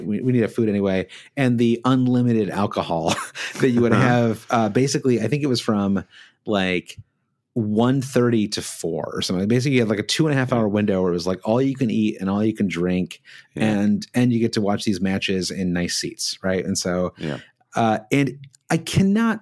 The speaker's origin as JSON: {"language": "English", "region": "Michigan", "country": "United States", "tie": "born or raised there", "said": "we grew up in Michigan, where you've got Tiger Stadium"}